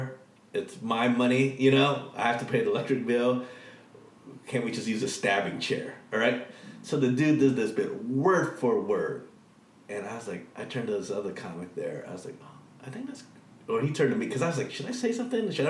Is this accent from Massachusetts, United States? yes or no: no; Kansas City, Missouri, United States; moved away as an adult; also born or lived in Detroit / Austin; I was born and raised there